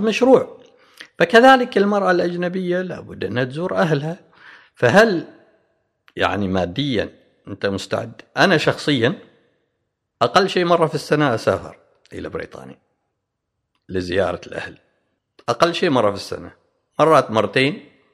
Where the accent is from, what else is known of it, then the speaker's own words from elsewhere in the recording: Oman; احنا كعمانيين